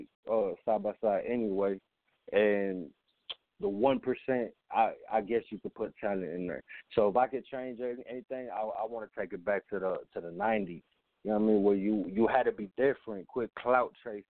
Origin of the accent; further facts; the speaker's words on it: Chicago, Illinois, United States; also born or lived in Germany; I grew up in Chicago